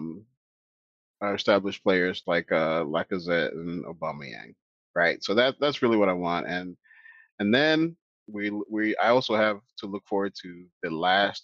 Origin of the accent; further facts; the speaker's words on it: Nigeria; as a Nigerian